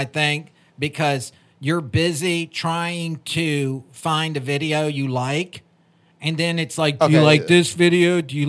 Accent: Kingsville, Virginia, United States; accent: Southern; I grew up in Kingsville, Virginia

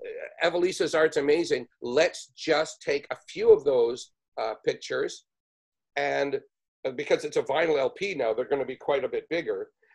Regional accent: Canada; also born or lived in New York; as a Canadian.

